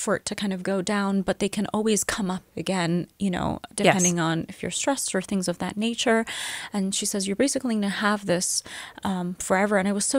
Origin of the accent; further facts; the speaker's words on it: Middle East, Iran; also born or lived in England; No, I was born in England. Mm-hmm. But I lived in the Middle East for most of my life. Wow. And I am Persian. I am from the Middle East.